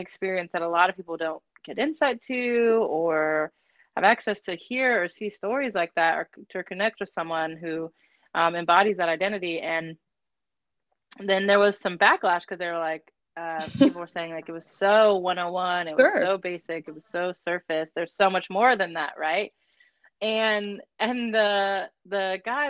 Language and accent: English; Aurora, Colorado, United States; growing up in Aurora, Colorado